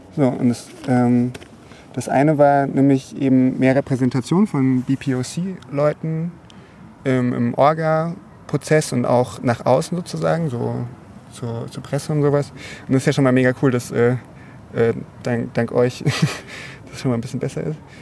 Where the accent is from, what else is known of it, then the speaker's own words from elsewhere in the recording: Germany; als Deutsche